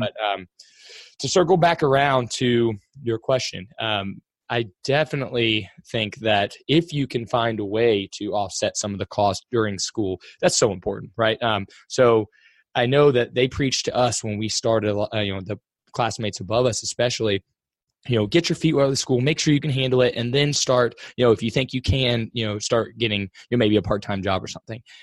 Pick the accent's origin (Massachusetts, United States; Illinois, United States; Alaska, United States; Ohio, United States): Ohio, United States; Cincinnati; I'm from Cincinnati